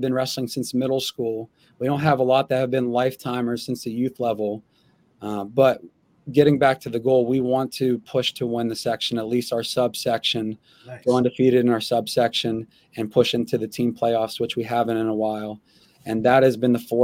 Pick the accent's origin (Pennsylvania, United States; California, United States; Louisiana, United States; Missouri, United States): Pennsylvania, United States; Freedom; moved away; also born or lived in Titusville, Pennsylvania; I'm from Freedom, but I actually graduated from Titusville, a Northwest school out of the D10